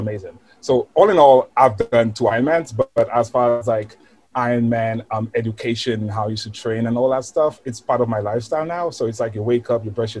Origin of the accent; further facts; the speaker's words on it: St. Lucia; now in New York City, United States; I'm from St. Lucia, actually. Caribbean island, very small island.